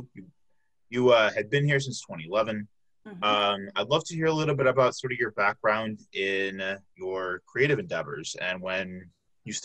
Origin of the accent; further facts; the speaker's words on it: Chicago, Illinois, United States; now in Milwaukee, United States; I'm from the Chicago area. So like I grew up with bitter cold Januaries